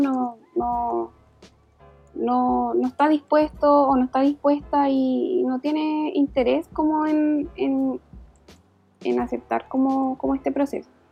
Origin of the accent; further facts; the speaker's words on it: Valdivia, Los Ríos, Chile; moved away as an adult; now in Santiago, Chile; soy de Valdivia, del sur, eh, vivo acá en Santiago hace unos años